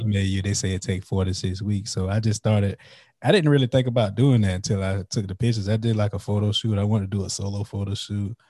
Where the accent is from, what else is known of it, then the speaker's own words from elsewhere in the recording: Florence, South Carolina, United States; moved away as an adult; now in New Braunfels, United States; I'm from Florence, South Carolina, which is like twenty, thirty minutes away from Lake City. But I, I moved to the San Antonio, Texas area